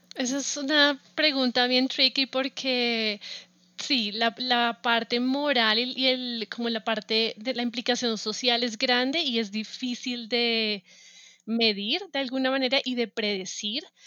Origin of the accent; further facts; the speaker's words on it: Bogotá, Colombia; moved away as an adult; now in United States; yo soy de Bogotá, ah, nací, crecí y estudié en Bogotá